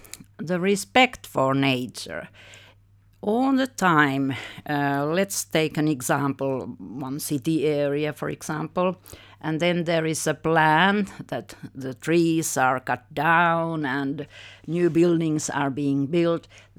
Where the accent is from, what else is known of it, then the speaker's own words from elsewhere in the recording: Finland; English is a second language; Actually, nature is really important for us Finns. It is something very embedded in our personalities, even in our soul.